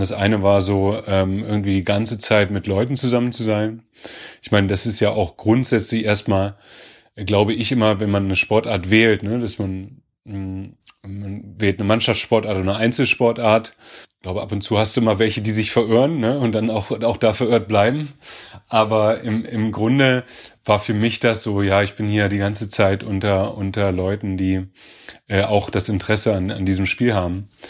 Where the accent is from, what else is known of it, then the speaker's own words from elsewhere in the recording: Göttingen, Lower Saxony, Germany; ich bin ja in Göttingen geboren